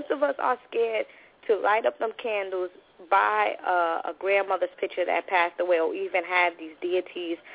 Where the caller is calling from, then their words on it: New York City, New York, United States; I'm calling from New York City